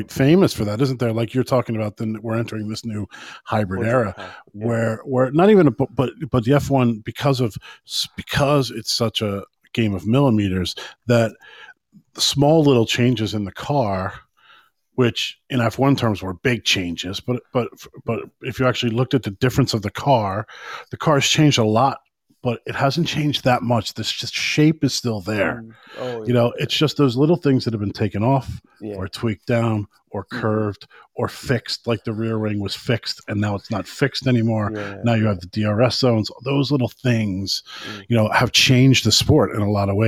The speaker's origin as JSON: {"language": "English", "country": "United States", "moved": "yes", "lives_now": "Ireland", "said": "I'm an American"}